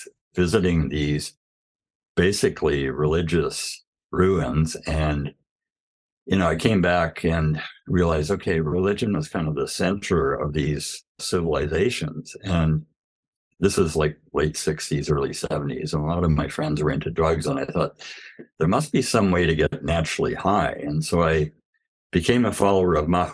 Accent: Canada; I grew up in the United Church of Canada, which is a very liberal church

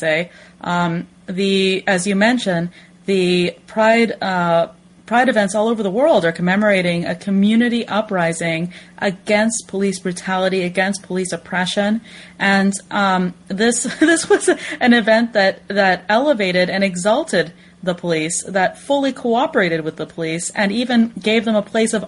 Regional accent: Florida, United States; now in New York City, United States; including my home state

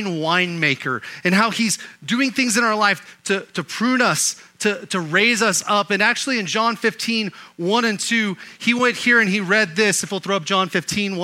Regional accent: Oklahoma, United States; Growing up in Oklahoma

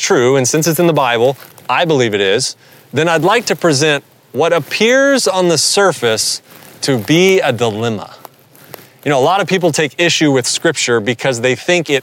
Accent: the South, Southern United States, United States; accent: southern; my southern accent

